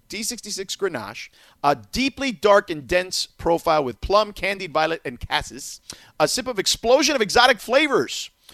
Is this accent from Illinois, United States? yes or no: no; Miami, Florida, United States; now in California, United States; where I grew up in Miami, is very easy to find because we have a large Argentine community.